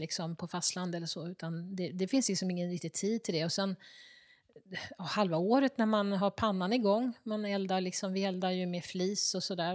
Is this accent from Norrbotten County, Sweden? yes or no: no; Stockholm, Stockholm County, Sweden; Från söder om Söder eh, i Stockholm. Där jag är uppvuxen